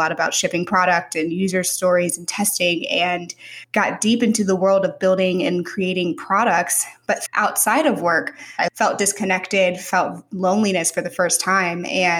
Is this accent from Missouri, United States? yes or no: yes; St. Louis, Missouri, United States; moved away as an adult; also born or lived in Mountain View, California; I'm from St. Louis, Missouri, born and raised there, and went to college in St. Louis at WashU. And I moved from WashU to Silicon Valley, to Mountain View, straight out of undergrad.